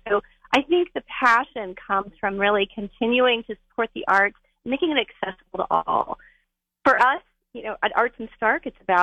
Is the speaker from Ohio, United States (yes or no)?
yes; Massillon, Ohio, United States; when I was a kid growing up in the Maslin area